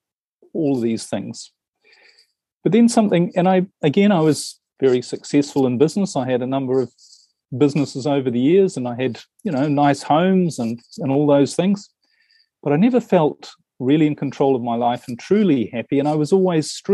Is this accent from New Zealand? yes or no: yes; New Zealand; now in Europe; I'm originally from New Zealand, and I spend most of my time in Europe these days